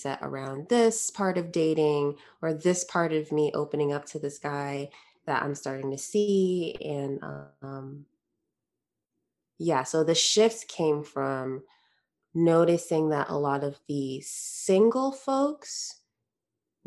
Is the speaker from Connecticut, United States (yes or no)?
yes; Connecticut, United States; I grew up in Connecticut